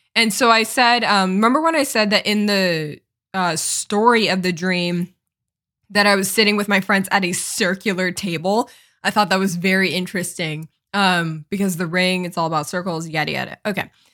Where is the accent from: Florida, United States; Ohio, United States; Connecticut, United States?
Connecticut, United States; moved away as an adult; also born or lived in Los Angeles, California; my hometown is in Connecticut. It's a small town in Connecticut